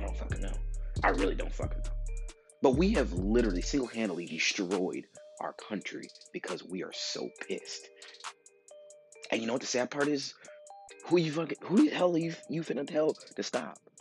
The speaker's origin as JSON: {"language": "English", "town": "Chicago", "region": "Illinois", "country": "United States", "said": "I come from Chicago."}